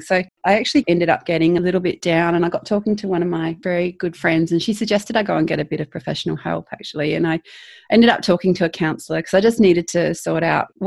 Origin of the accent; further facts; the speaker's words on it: South Australia, Australia; moved away as an adult; also born or lived in Canada; I'm Australian. I was born in South Australia